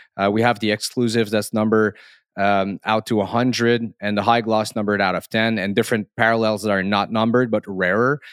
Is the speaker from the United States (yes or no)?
no; Canada; accent: French Canadian; English is a second language; I am French Canadian, so I must, uh, um, therefore say sorry for my accent here